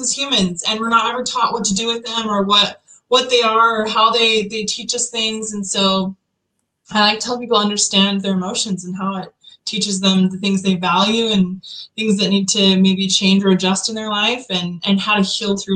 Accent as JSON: {"language": "English", "region": "Utah", "country": "United States", "tie": "born or raised there", "said": "I'm from Utah originally, born and raised"}